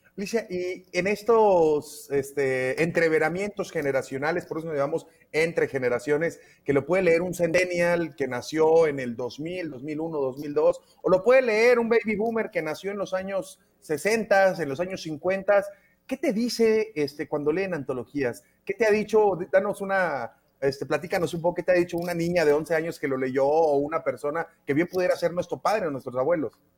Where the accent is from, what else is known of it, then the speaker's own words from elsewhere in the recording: Mexico; como mexicanos y mexicanos